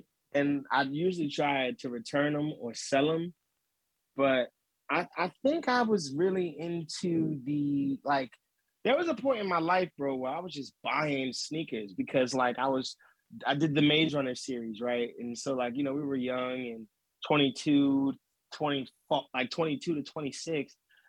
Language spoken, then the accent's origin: English; Camden, New Jersey, United States; also born or lived in Philadelphia; Camden, stand up. That's where I'm born. I'm born and raised in Camden, New Jersey. So I grew up a Sixer fan and a Sixer ball boy, Temple Owl ball boy, because I grew up right across the bridge.